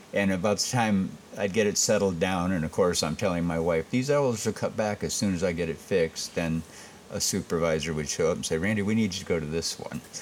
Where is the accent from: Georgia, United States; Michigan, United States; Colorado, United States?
Michigan, United States; Saginaw; also born or lived in Cincinnati, Ohio / Columbus, Ohio / Louisiana / Texas; now in Batesville, United States; I was born in Saginaw, Michigan. And uh, grade school, I started at Jesse Loomis